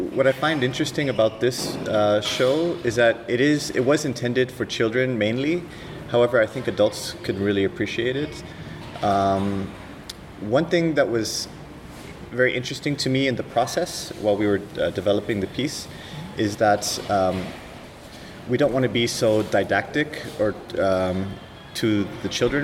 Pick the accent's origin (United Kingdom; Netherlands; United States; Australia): United States; California; I'm from California, um, from the 70s